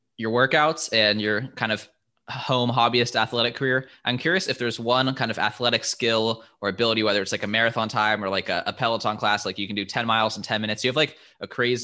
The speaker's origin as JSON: {"language": "English", "town": "Las Vegas", "region": "Nevada", "country": "United States", "moved": "as an adult", "lives_now": "Tuscaloosa, United States", "said": "I'm from Las Vegas originally"}